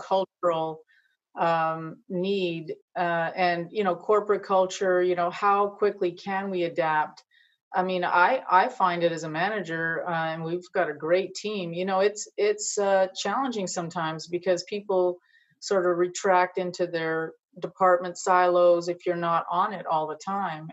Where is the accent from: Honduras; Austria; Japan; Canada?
Canada; Montreal, Quebec; moved away as an adult; also born or lived in Ontario / Virginia; I grew up in Montreal